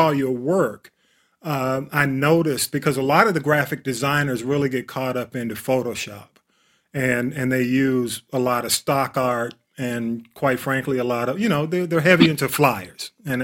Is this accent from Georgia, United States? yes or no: yes; Atlanta, Georgia, United States; I'm a Grady baby